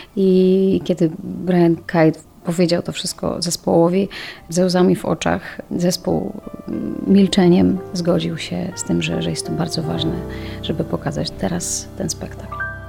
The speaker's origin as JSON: {"language": "Polish", "country": "Ukraine", "moved": "yes", "lives_now": "Poland", "said": "Ja sama pochodzę z Ukrainy, moi rodzice nadal tam mieszkają"}